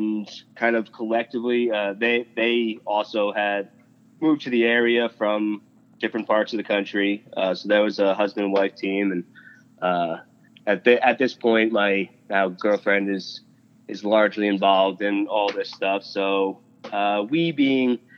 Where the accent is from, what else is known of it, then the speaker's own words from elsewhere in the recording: New York, United States; moved away as an adult; also born or lived in Western South Dakota; now in South Dakota, United States; I didn't originally grow up in Western South Dakota. I'm from New York State originally, and I moved here about 10 years ago